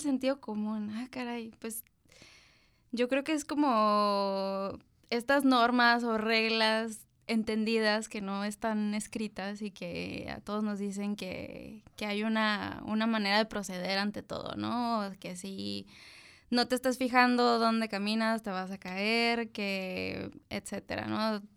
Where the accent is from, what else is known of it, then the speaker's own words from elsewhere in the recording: Tijuana, Baja California, Mexico; also born or lived in Mexico City; soy una mujer de 32 años que nació en la Ciudad de México. Siempre me he definido como una chilanga orgullosa, pero llegué aquí desde los 9 años, entonces soy de Tijuana